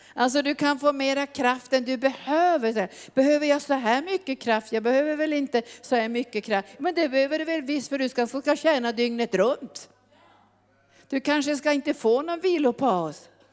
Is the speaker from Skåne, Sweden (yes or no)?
no; Norrbotten County, Sweden; also born or lived in Brazzaville, Republic of the Congo; jag kom ju från Norrbotten